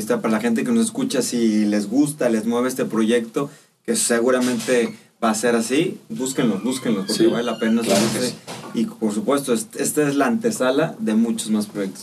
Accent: Mexico

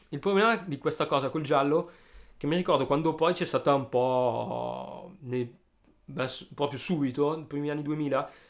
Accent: Alessandria, Piedmont, Italy

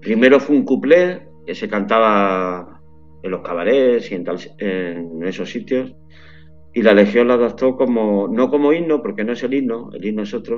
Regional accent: Málaga, Andalusia, Spain; now in San Sebastián de los Reyes, Spain; yo que soy de Málaga

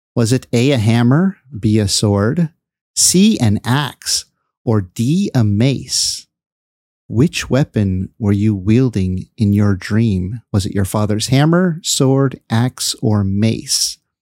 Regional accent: Bay Area, California, United States; I live in the uh, Bay Area

